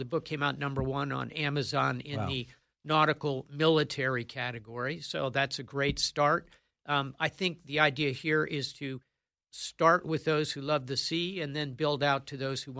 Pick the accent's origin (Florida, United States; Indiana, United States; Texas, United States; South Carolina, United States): Florida, United States; Ponte Vedra Beach; my hometown of Ponte Vedra Beach, Florida.